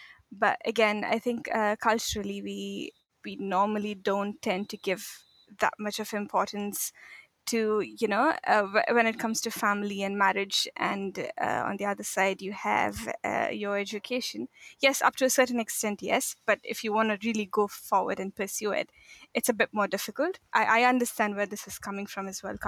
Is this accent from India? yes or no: yes; India; moved away as an adult; also born or lived in Egypt / Saudi Arabia / Mauritania / Morocco; now in Auckland, New Zealand; So I'm from India. So I'm basically, I was born there. I did my schooling there.